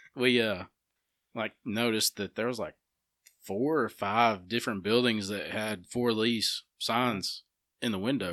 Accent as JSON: {"language": "English", "region": "Alabama", "country": "United States", "said": "we're from Alabama"}